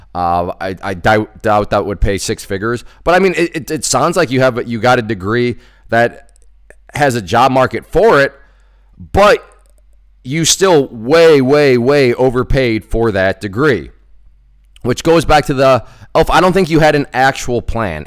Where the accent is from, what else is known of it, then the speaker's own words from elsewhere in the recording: United States; I come from the United States